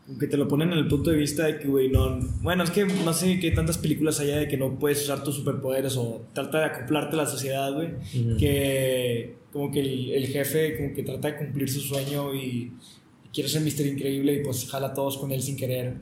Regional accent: Mexico; somos mexicanos

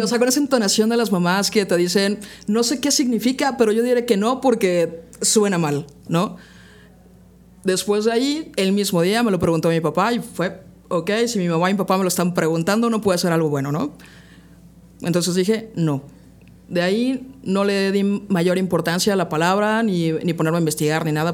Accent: Puebla, Mexico; Yo soy de aquí de la ciudad de Puebla. Llevo 30 años viviendo acá.

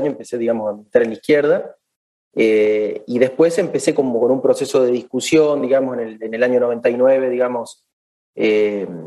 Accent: Villa Dolores, Córdoba, Argentina; somos oriundos de Tras la Sierra, de, de, dos pueblitos en realidad venimos. De una parte, nacimos en Villa Dolores, que es donde está el hospital

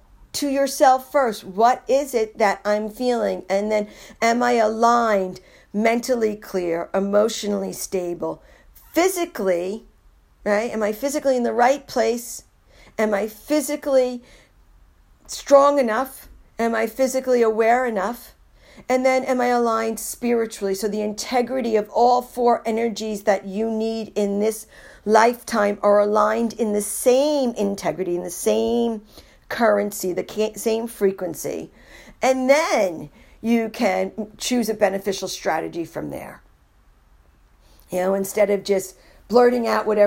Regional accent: New York City, New York, United States; moved away; also born or lived in Iowa; I was born and raised in New York City

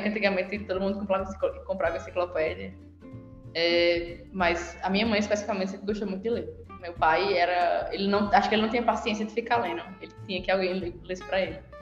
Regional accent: Ceará, Brazil; moved away as an adult; now in Paraíba, Brazil; aqui na Paraíba, eu sou do Ceará

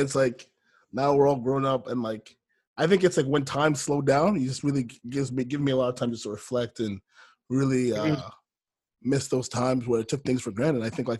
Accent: Ghana; now in United States; Like as a Ghanaian woman, immigrant in this country

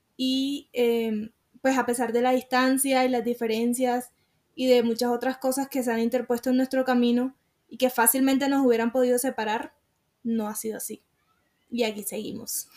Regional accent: Sincelejo, Sucre, Colombia; also born or lived in Montelíbano; me regresé para Cincelejo, que es de donde yo soy

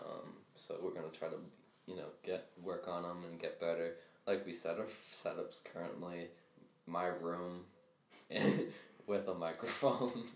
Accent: United States; we're from Rhode Island, Massachusetts

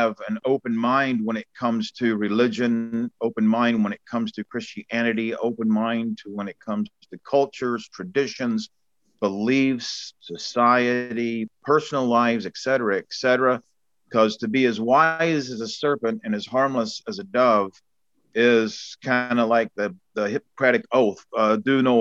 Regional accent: Bullitt County, Kentucky, United States; moved away as an adult; now in New Zealand; I come from Bullock County, Kentucky, and it's Redneckville, you know, four-wheel drive trucks, Confederate flags, shotguns, deers on hoods. You know, that's the neighborhood I grew up

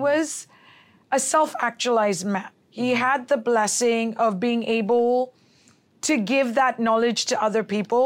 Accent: Hong Kong; moved away; also born or lived in Philippines / Los Angeles / New York / San Francisco; I was born in the Philippines, raised in Hong Kong, and lived in L A, New York, San Francisco, and Dubai, and I've been in the valley for seven years

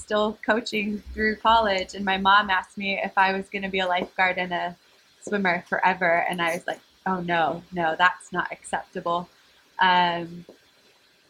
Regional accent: California, United States; moved away as an adult; also born or lived in Croatia; I am from California, which is where I'm at currently

